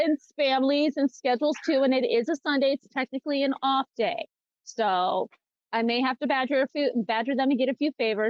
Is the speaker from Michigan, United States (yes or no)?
yes; Detroit, Michigan, United States; I'm from Detroit.